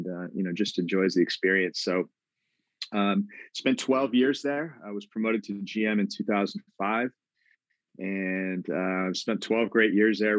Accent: Tacoma, Washington, United States; I grew up in Tacoma, went to high school there

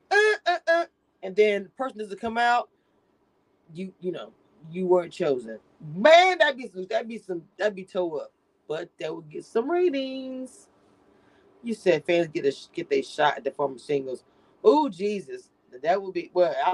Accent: Philadelphia, Pennsylvania, United States; I'm from Philly. We be fighting.

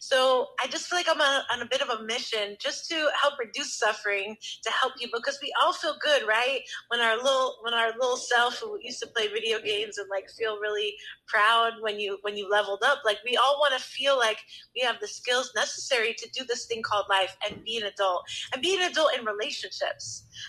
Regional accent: New York, United States; And so it was my dad's sauce because, you know, we're from New York.

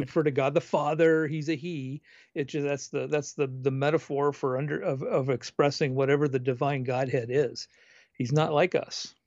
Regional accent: West Coast, United States; I, I grew up on the West Coast.

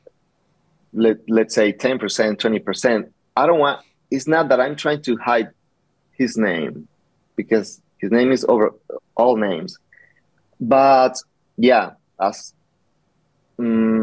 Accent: Nogales, Sonora, Mexico; now in Tucson, United States; I'm original from Nogales. And I grew up there

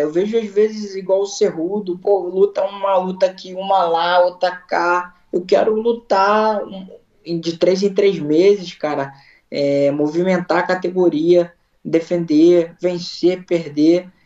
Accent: Brazil; also born or lived in Long Branch, New Jersey; now in Florida, United States; se eu sou brasileiro

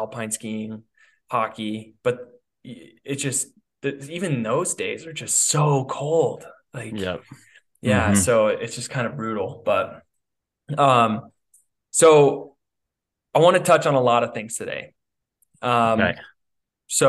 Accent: Gunnison, Colorado, United States; moved away as an adult; now in Arizona, United States; I was born and raised in Gunnison, Colorado

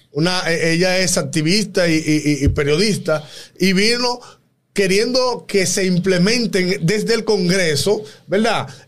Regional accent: Dominican Republic; Aquí en República Dominicana

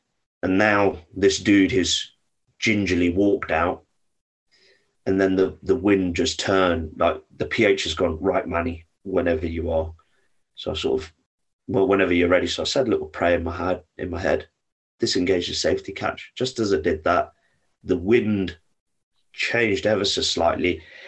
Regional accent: India; A, because I'm Indian, and B, I work like a torpedo.

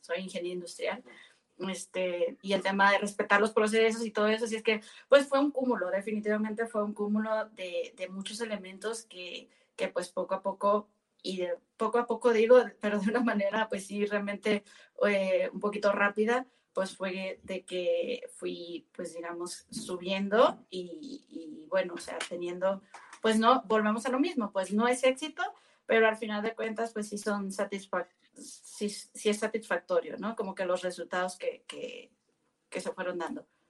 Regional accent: Navolato, Sinaloa, Mexico; moved away as an adult; mi abuelo materno fue uno de los primeros mecánicos de Nabolato, que de donde soy originaria

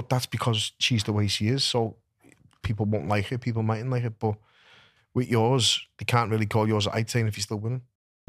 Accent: Liverpool, North West England, United Kingdom; I'm a scally from Liverpool and I've fought in Vegas and I've fought in New York

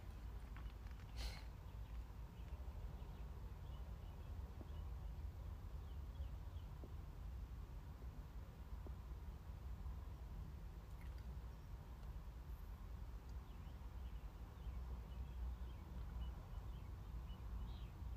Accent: United States; We're American citizens

